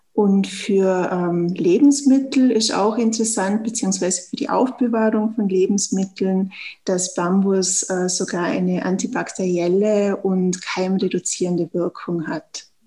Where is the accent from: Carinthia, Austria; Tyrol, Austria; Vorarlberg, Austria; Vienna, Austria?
Tyrol, Austria; wie man es ja hört, eben ich komme aus Österreich, aus Tirol